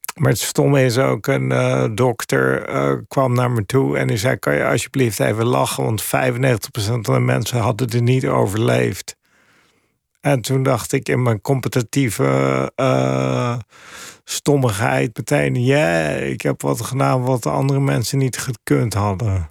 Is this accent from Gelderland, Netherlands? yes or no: no; Papendrecht, South Holland, Netherlands; moved away as an adult; also born or lived in Amsterdam / New York; now in Finland; Ik ben ook opgegroeid in de Belt in Papendrecht in Holland.